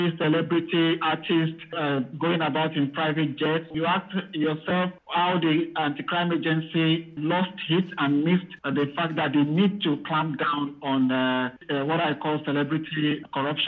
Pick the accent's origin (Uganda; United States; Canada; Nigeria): Nigeria; now in United Kingdom